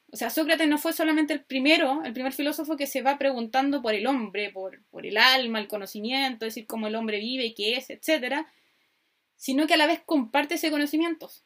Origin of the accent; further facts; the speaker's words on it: Chile; accent: Chilean; soy chilena, como pueden escuchar por mi maravilloso acento